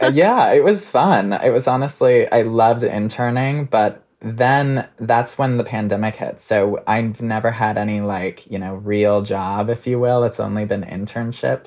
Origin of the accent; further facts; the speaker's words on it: Minnesota, United States; now in New York, United States; I'm from Minnesota